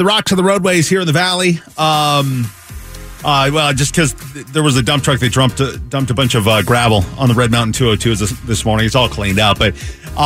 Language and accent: English; Seattle, Washington, United States; moved away as an adult; now in Phoenix, United States; I grew up in the Seattle area.